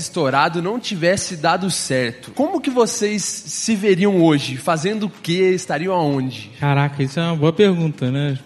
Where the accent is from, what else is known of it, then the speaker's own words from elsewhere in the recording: Itaiandu, Minas Gerais, Brazil; A cidade onde eu cresci, Itaiandu